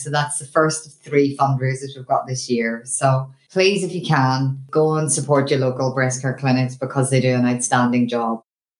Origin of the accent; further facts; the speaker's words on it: Ireland; moved away; we wouldn't be Irish if we hadn't had a few wee beers.